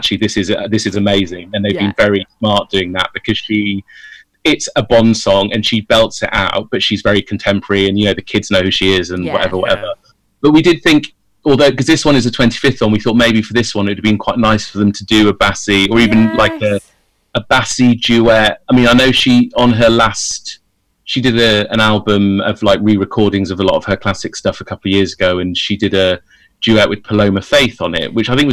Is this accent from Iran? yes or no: no; United Kingdom